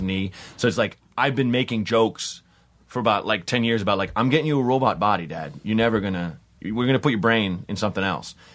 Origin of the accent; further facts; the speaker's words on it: Portland, United States; I'm from Portland